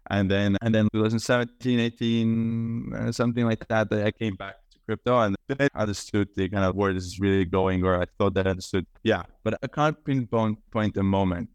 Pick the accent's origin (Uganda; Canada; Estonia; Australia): Estonia; moved away as an adult; now in New York, United States; I'm Estonian, I grew up in Estonia, I'm currently in Estonia as well, I'm based in New York